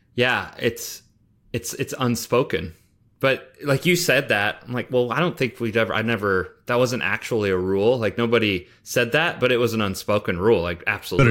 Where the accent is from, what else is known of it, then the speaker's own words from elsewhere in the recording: Nebraska, United States; I grew up in Nebraska